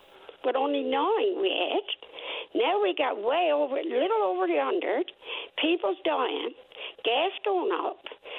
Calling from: Gander, Newfoundland and Labrador, Canada; I'm calling from Gander, and I've called you many times.

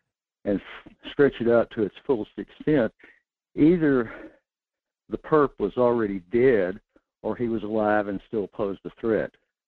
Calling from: North Pole, Alaska, United States; in North Pole.

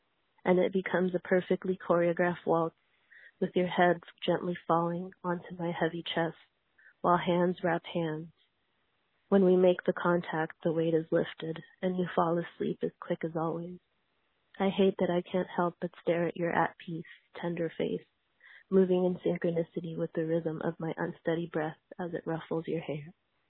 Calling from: Oakland, California, United States; I'm calling from Oakland, California

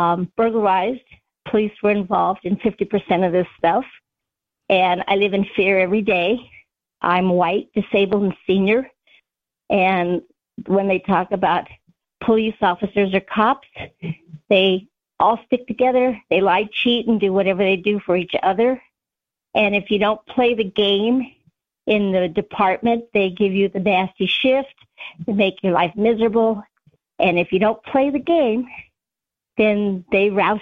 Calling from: Arizona, United States

